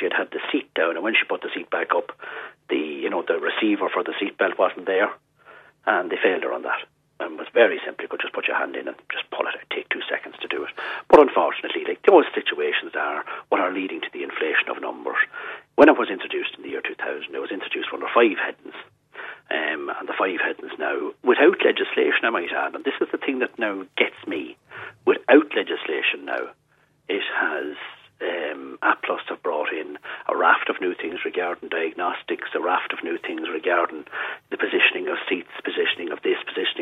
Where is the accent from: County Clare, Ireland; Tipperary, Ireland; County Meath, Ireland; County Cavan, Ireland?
County Cavan, Ireland; my mother is from County Donegal now, so I'm from Cavan